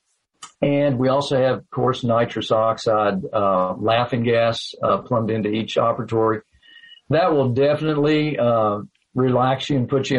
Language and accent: English; Owensboro, Kentucky, United States; now in Livermore, United States; I was from Owensboro.